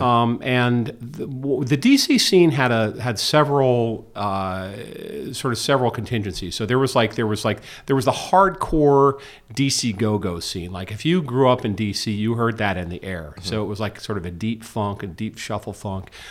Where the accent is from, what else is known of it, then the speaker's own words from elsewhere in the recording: Georgetown, United States; now in New York, United States; Growing up in Georgetown, half the clubs would have live bands.